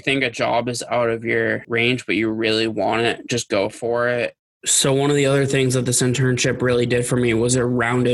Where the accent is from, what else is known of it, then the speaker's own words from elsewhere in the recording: Boston, Massachusetts, United States; growing up in Boston